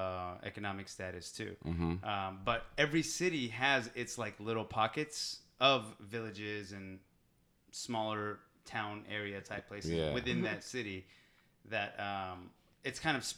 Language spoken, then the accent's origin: English; Pakistan; I'm Pakistani